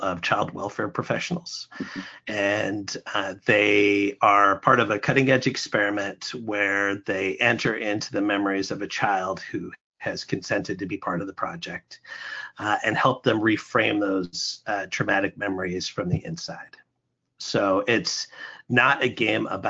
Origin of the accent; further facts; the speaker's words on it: Alaska, United States; now in Buffalo, United States; I'm originally from Alaska